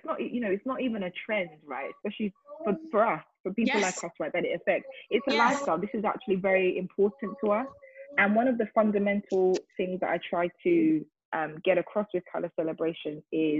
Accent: London, United Kingdom; I am from South London. I'm born and raised South Londoner. I love South London.

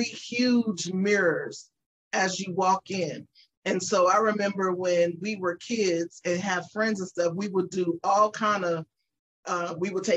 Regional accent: Las Vegas, Nevada, United States; moved away as an adult; now in Texas, United States; we are natives born and raised in Vegas

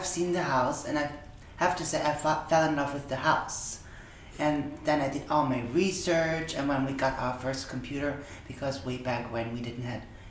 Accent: Austria; I'm from Austria

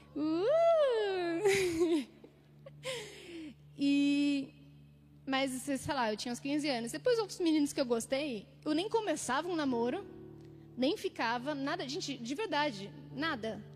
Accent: Jales, São Paulo, Brazil; moved away as an adult; now in São Paulo, Brazil; eu cresci é, em São Paulo até meus sete anos, depois eu mudei para o interior e fiquei lá até meus 18 anos

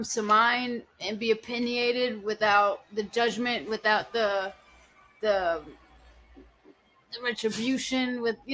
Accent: Massachusetts, United States; moved away as an adult; also born or lived in Florida; I'm from here. I'm from Massachusetts.

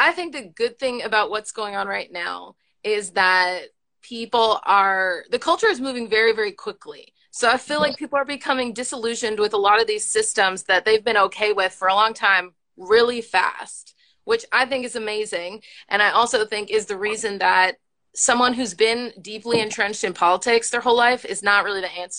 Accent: the South, United States; I grew up in the South.

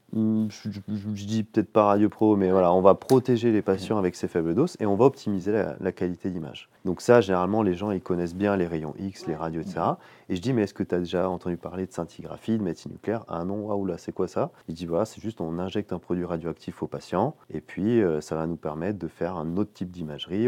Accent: Menton, Provence-Alpes-Côte d'Azur, France; moved away as an adult; also born or lived in Marseille / Lyon / Nice; now in Champagne, France; j'ai grandi dans le sud-est, j'ai grandi à Menton.

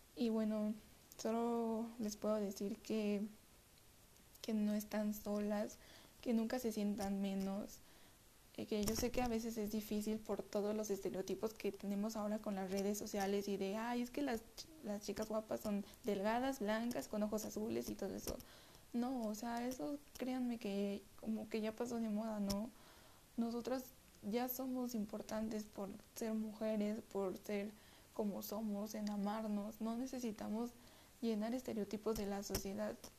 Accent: Mexico City, Mexico; soy de la Ciudad de México

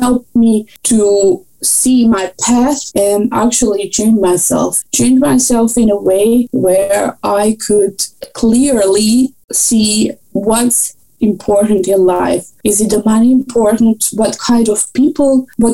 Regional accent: Croatia; moved away as an adult; also born or lived in Austria; I did my bachelor in Croatia, and I'm coming from Croatia

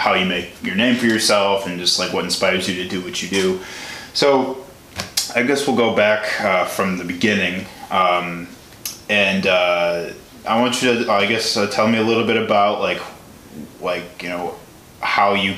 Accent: Chicago, Illinois, United States; I'm from Chicago

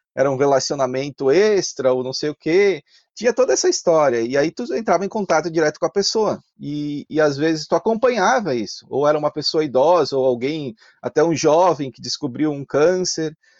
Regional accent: Carlos Barbosa, Rio Grande do Sul, Brazil; accent: Italian (Serra Gaúcha); moved away as an adult; also born or lived in Garibaldi; eu nasci em Garibaldi, mas Sim. morei toda a minha vida ali na Serra.

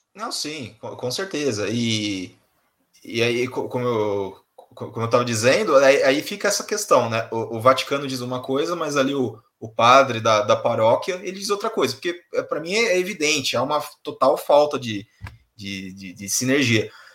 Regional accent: São Paulo, Brazil; eu nasci aqui, eu, eu, nasci no Brasil, em São Paulo

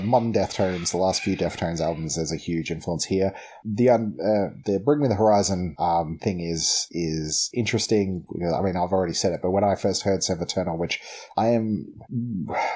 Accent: Melbourne, Victoria, Australia; we're from Melbourne

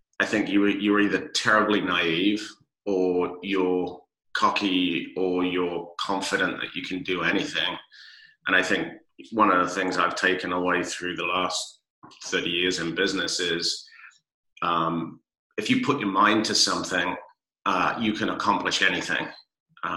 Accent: London, United Kingdom; now in San Diego, United States; I grew up in London and was a Londoner through and through. And, now I'm a proud Californian 30 plus years later.

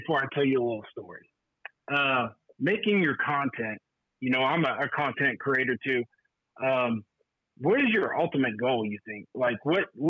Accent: Texas, United States; I am from Texas

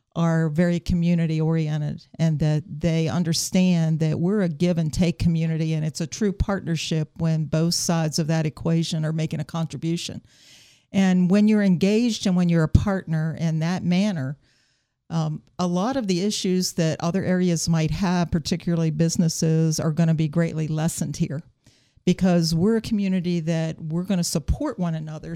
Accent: South Berkeley County, West Virginia, United States; growing up in South Berkeley County

